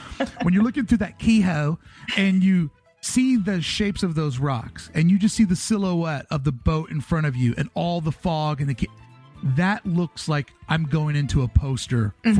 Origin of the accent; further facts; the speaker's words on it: Kentucky, United States; moved away; I'm originally from Kentucky